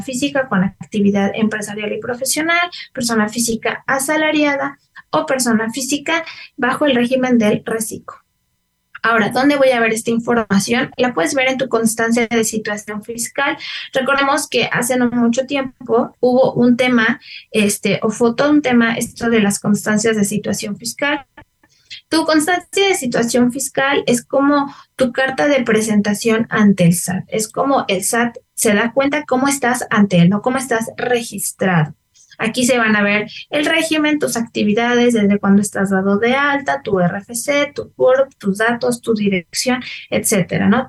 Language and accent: Spanish; Mexico; como ciudadanos, como mexicanos, como contribuyentes